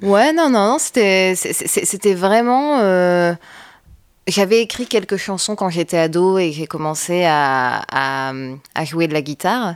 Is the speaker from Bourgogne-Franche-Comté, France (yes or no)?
no; Roubaix, Hauts-de-France, France; also born or lived in Lille; j'ai grandi à Roubaix. Je suis née à Lille, mais j'ai grandi à Roubaix principalement.